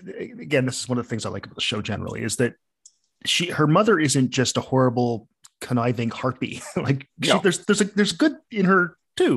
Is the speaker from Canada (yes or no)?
yes; Canada; being Canadian